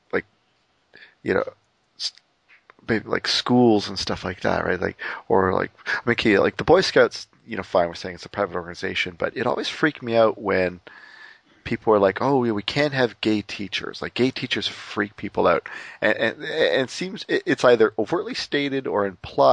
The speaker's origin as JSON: {"language": "English", "country": "Canada", "said": "I'm Canadian"}